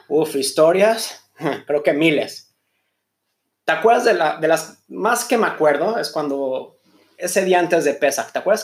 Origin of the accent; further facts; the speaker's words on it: Mexico; moved away as an adult; now in Israel; soy mexicano